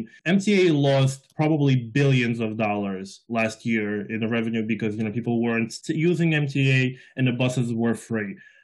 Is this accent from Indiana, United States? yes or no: no; New York City, New York, United States; I grew up in South Brooklyn in Section 8